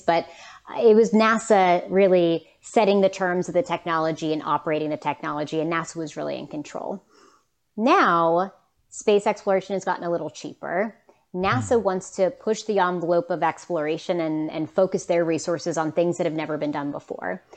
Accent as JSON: {"language": "English", "region": "West Virginia", "country": "United States", "said": "I'm from West Virginia"}